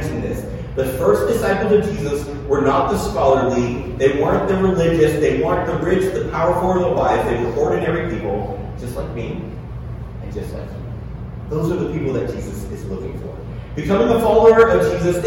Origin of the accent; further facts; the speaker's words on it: Tennessee, United States; also born or lived in Pittsburgh; growing up in the South, my family moved down to Pittsburgh when I was a kid, to Tennessee